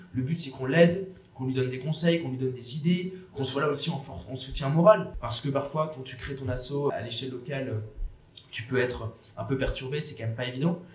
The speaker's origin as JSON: {"language": "French", "town": "Bordeaux", "region": "Nouvelle-Aquitaine", "country": "France", "also_born_or_lived": "Paris", "said": "je suis bordelais"}